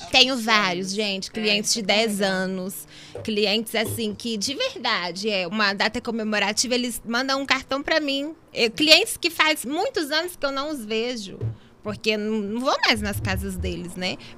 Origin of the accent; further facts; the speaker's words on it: Brazil; a gente, como brasileira, a gente quer ajudar alguém do nosso país também.